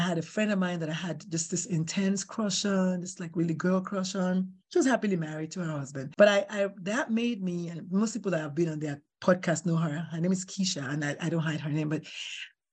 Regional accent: Nigeria; moved away; I'm Nigerian

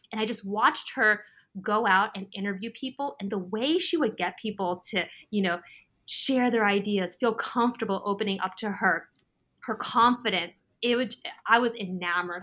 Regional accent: California, United States; I was actually born and raised in California

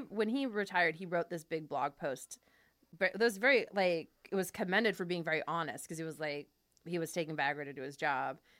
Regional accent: Fresno, California, United States; I grew up in Fresno, which is very Armenian

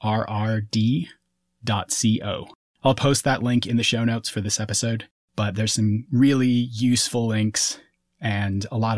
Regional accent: Minneapolis–Saint Paul, Minnesota, United States; I grew up in Minnesota, in the Twin Cities

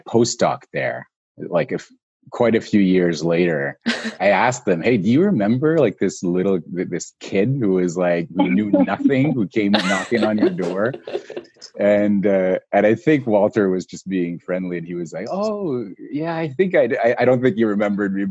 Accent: Montreal, Quebec, Canada; I was in Canada. I'm from Montreal. So I was in Montreal at the time.

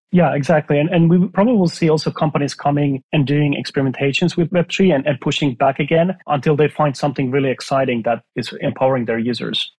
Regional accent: Finland; moved away; I'm from Finland originally

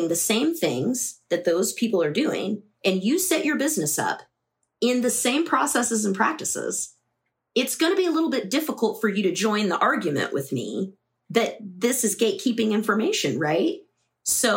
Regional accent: Midwest, United States; moved away as an adult; also born or lived in the South; I grew up in the Midwest

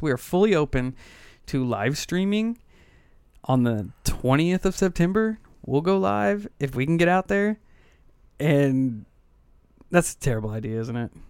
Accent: United States; as an American

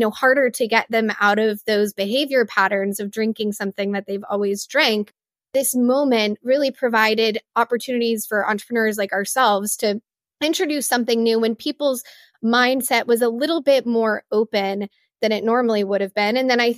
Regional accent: Texas, United States; I grew up in Far West Texas, and my family has a multi-generational ranch out there.

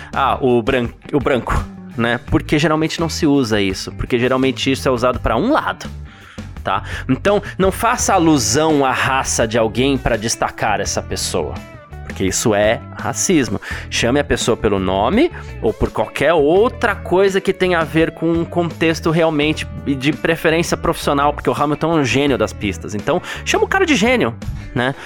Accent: Brazil; pra gente enquanto brasileiro

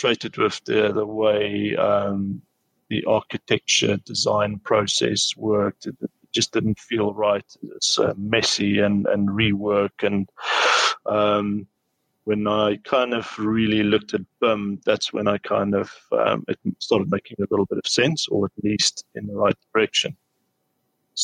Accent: South Africa; moved away as an adult; now in United Kingdom; So studied in South Africa in my hometown.

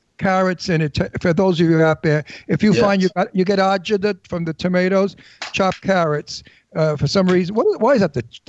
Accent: New York City, New York, United States; I don't speak Japanese. But lucky I speak English. I'm from Brooklyn.

